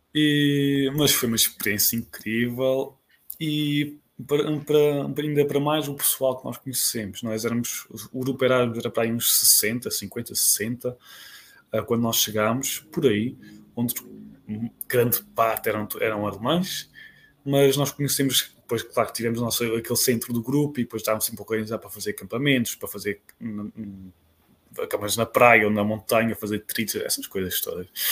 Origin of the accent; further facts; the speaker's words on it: Azores, Portugal; venho dos Açores, uh, fiz minha, minha licenciatura em Natureza e Património na Universidade dos Açores